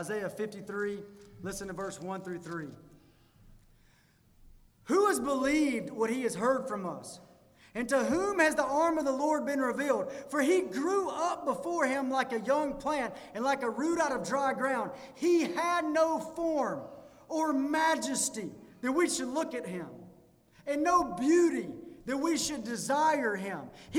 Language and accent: English; Pearl, Mississippi, United States; I read that and I thought, I can relate. I'm from Pearl. I feel like I can relate with that.